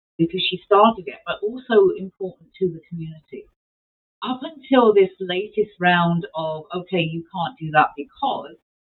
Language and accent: English; England, United Kingdom; moved away as an adult; now in Manitoba, Canada; I was raised in England, came here and lived here for a short while and then moved around the province